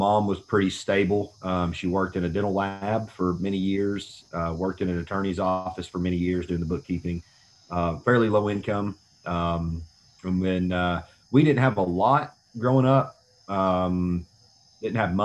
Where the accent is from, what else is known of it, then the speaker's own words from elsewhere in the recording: Tullahoma, Tennessee, United States; moved away as an adult; also born or lived in Chattanooga, Tennessee / Johnson City, Tennessee; I'm from a small town in southern Middle Tennessee called Tullahoma